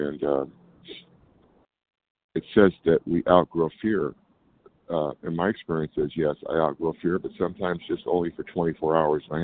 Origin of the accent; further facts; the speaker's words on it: California, United States; I'm from California.